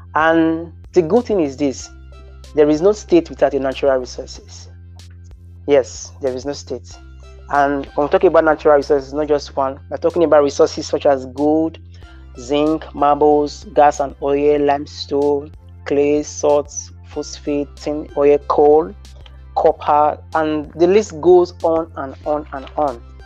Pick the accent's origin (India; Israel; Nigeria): Nigeria; as a Nigerian